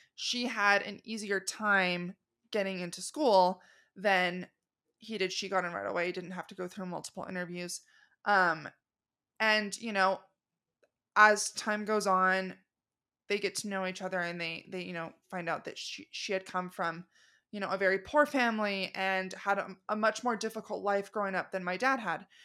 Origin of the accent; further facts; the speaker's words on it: Arizona, United States; also born or lived in Los Angeles, California; I'm originally from Arizona